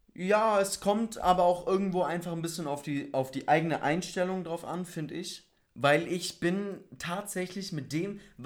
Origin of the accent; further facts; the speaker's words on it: Bavaria, Germany; wir sind in Bayern groß geworden, aufgewachsen